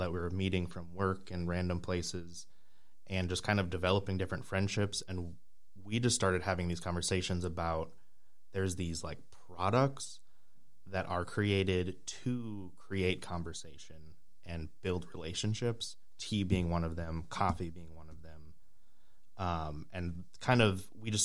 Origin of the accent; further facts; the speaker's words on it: Minneapolis, Minnesota, United States; I grew up in Minneapolis